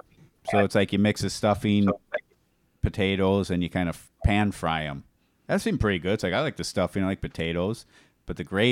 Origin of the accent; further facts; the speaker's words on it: Hawaii, United States; now in Wisconsin, United States; So I grew up in Hawaii.